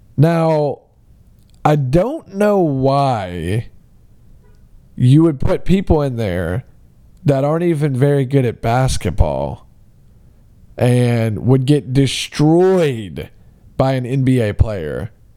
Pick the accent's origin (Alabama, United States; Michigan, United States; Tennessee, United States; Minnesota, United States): Alabama, United States; my hometown of, uh, Alabama